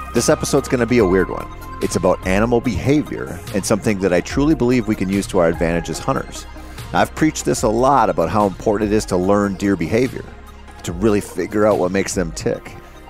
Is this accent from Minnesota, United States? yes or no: yes; Minnesota, United States; I grew up in the Driftless area of Minnesota, where spring-fed streams and the trout that live in them dominated much of my outdoor time for a good portion of my formative years.